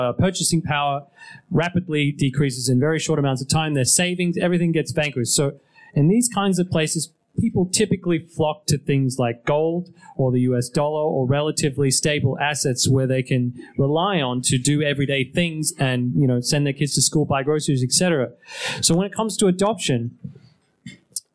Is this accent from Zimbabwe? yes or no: no; Australia; moved away; I'm from Australia